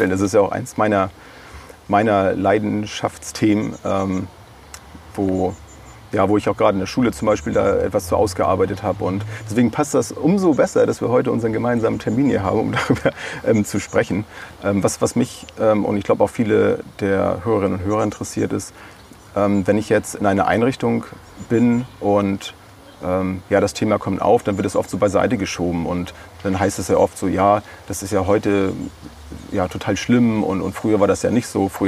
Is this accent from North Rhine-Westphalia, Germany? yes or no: no; Bad Segeberg, Schleswig-Holstein, Germany; Und zwar bin ich in Bad Segeberg in meiner Heimatstadt unterwegs bei der ATS Suchtberatungsstelle.